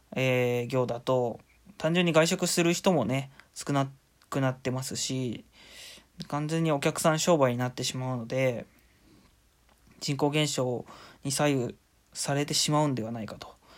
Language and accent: Japanese; Shizuoka, Japan; moved away as an adult; now in Oita, Japan; 静岡出身で、あのー、今大学が大分にある